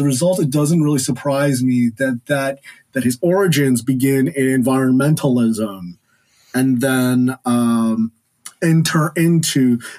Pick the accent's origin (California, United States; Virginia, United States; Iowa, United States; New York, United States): California, United States; Southern; I grew up in Southern California